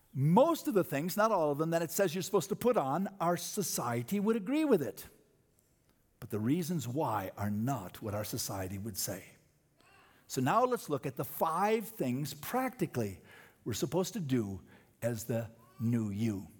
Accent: United States

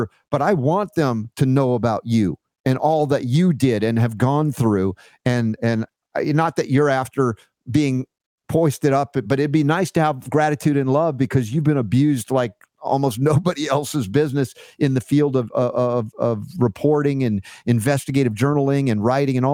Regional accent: Atlanta, Georgia, United States; moved away; I grew up in Atlanta for 30 years

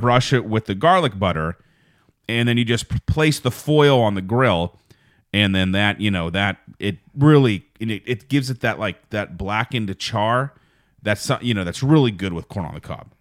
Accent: Fayette County, Pennsylvania, United States; moved away; also born or lived in Pittsburgh; I was born in Pittsburgh, but I was raised in Fayette County. And that's where I really say I'm from.

